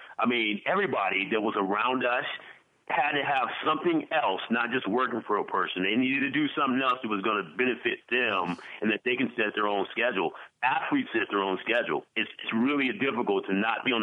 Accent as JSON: {"language": "English", "town": "Bakersfield", "region": "California", "country": "United States", "said": "I'm from Bakersfield"}